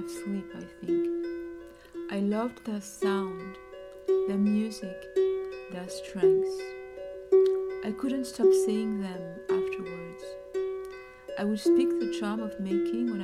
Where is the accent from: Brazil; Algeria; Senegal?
Senegal; Dakar; moved away; as a little girl back in Dakar, Senegal, where I grew up